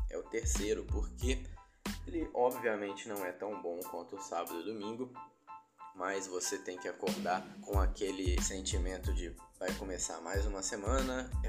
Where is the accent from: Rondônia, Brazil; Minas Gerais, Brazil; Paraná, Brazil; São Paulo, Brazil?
Rondônia, Brazil; moved away; por mais que o pessoal daqui ainda reclame de calor, eu vim de Rondônia, né, mano? A galera não sabe mesmo o que é calor.